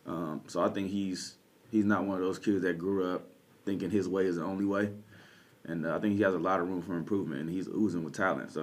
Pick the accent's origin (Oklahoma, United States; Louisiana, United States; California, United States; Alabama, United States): California, United States; Southern; now in Ontario, Canada; I come from Southern California